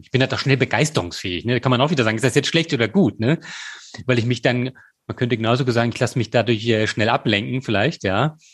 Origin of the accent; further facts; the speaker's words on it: Germany; moved away as an adult; Und da war ich dann auch wieder bereit, halt in meine Heimat zu kommen